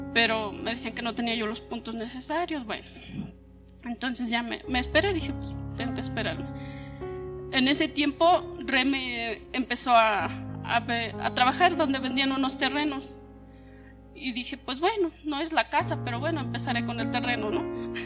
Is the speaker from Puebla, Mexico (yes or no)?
yes; Zacatlán, Puebla, Mexico; moved away as an adult; yo soy de Zacatlán